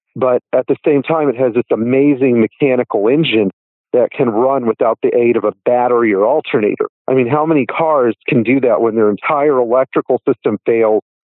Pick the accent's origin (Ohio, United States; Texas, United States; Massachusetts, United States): Texas, United States; Fort Worth; when we were riding to school, we were in Fort Worth. I'm from Fort Worth, Texas